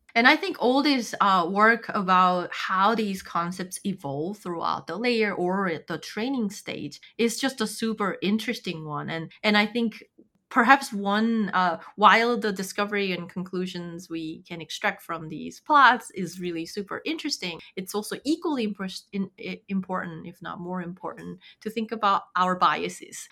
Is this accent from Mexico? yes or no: no; South Korea; moved away; I'm from South Korea